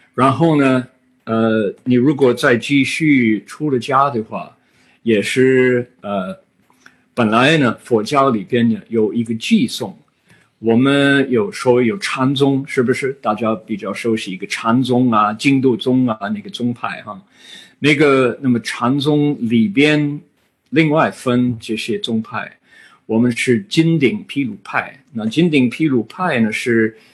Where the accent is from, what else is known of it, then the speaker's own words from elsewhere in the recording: United States; Chinese is a second language; 我是美国人